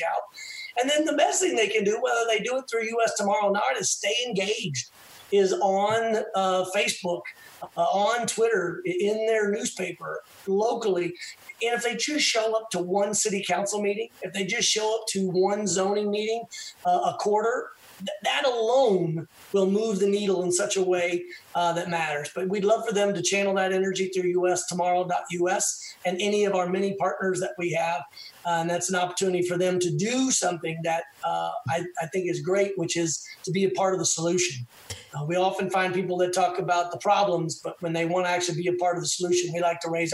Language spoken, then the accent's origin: English; Texas, United States; as a Texan